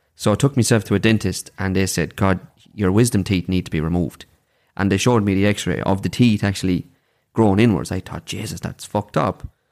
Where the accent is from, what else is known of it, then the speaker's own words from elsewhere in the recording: Daingean, Ireland; I'm from Dangan